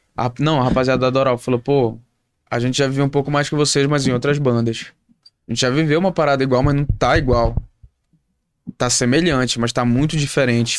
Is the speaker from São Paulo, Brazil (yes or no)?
no; Manaus, Amazonas, Brazil; a gente é do norte, a gente é de Manaus